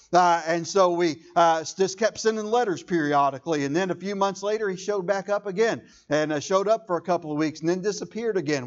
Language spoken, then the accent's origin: English; United States; I am proud to be an American